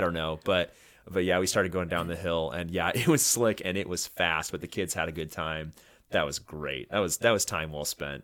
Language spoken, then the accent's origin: English; Oregon coast, United States; I grew up on the Oregon coast